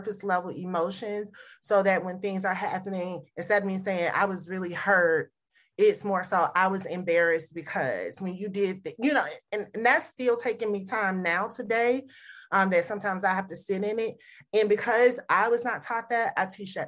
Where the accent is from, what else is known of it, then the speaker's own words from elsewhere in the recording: the South, Southern United States, United States; I grew up in the Southern household